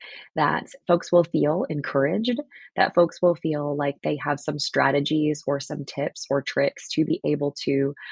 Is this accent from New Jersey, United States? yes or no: yes; New Jersey, United States; I grew up in the Northeast and on the Jersey, side of things